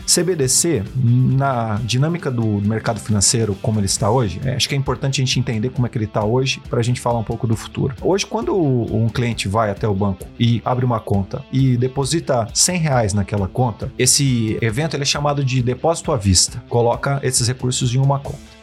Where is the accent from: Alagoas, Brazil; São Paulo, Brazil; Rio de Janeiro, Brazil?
São Paulo, Brazil; São José do Rio Preto; moved away as an adult; now in São Paulo, Brazil; sou do interior de São Paulo, cidade de São José do Rio Preto. Estou em São Paulo há 14 anos